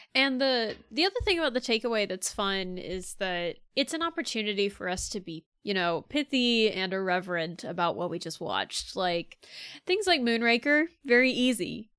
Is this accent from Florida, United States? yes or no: yes; Florida, United States; I'm from Florida